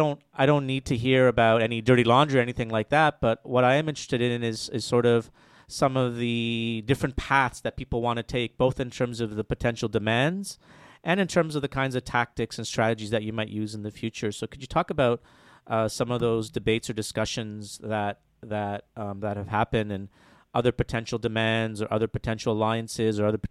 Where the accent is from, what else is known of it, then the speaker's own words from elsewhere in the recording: Toronto, Ontario, Canada; moved away; I'm originally from Toronto. I went to high school there.